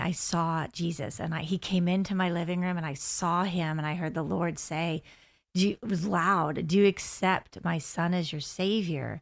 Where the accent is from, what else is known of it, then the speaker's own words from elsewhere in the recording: United States; moved away as an adult; also born or lived in Delaware / Pennsylvania; now in Orlando, United States; Actually, I am from the Delaware, uh, Pennsylvania area. We moved to the Orlando area about five years ago.